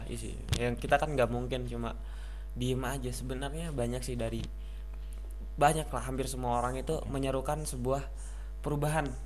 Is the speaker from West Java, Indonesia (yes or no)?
no; Lampung, Indonesia; Khususnya di daerah saya sendiri gitu. Hmm. Di Lampung yang mayoritas kebanyakan pendatang